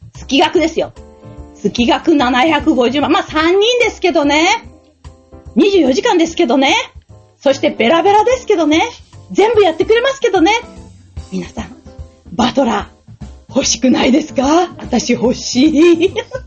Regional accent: near Okayama University, Japan; 生まれたところから、えー、チャリでやっぱり10分ぐらいのですね、岡山大学

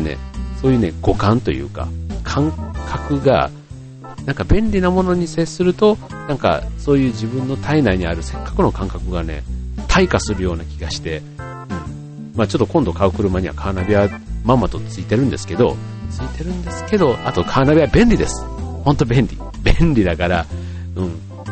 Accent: Funabashi, Chiba, Japan; 地元の船橋市

